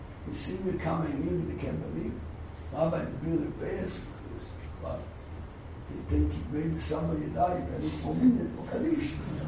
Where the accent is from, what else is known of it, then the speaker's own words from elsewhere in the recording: Jerusalem, Jerusalem District, Israel; I was naive. I come from Eir Shalim, you know. Every building is a yeshiva, Talmud Torah, Kole.